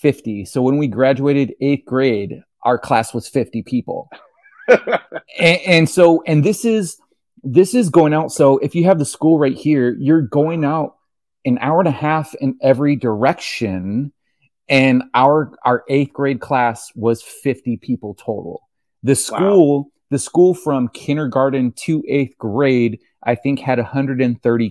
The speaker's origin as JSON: {"language": "English", "town": "Canebrake", "region": "California", "country": "United States", "tie": "born or raised there", "also_born_or_lived": "Ventura, California", "said": "I was born in Ventura, California. And so grew up with the beach life for the first, like, 6 or so years. And then my dad didn't like crowds. And so he took us up into the middle of nowhere, Canebrake, California"}